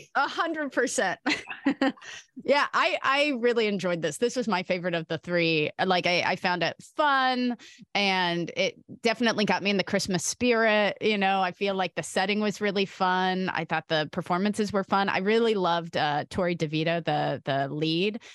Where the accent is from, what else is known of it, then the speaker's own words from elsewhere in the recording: California, United States; as a Californian